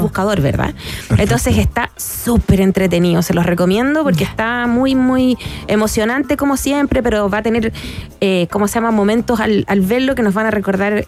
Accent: Chile; como los chilenos acá

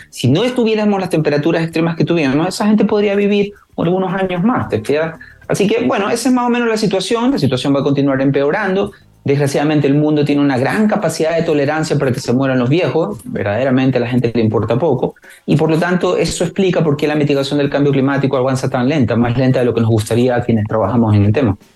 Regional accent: Ecuador; moved away as an adult; now in Chile; yo soy de Ecuador.

